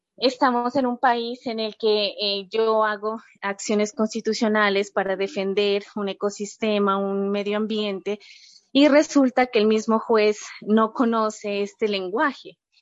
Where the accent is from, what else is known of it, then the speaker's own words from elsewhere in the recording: Nariño, Colombia; en Colombia, en mi país